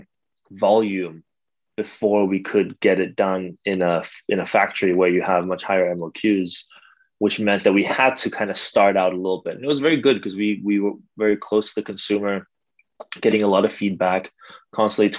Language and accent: English; Copenhagen, Capital Region of Denmark, Denmark; moved away as an adult; also born or lived in Switzerland; now in China; I grew up in Denmark, Copenhagen, born and raised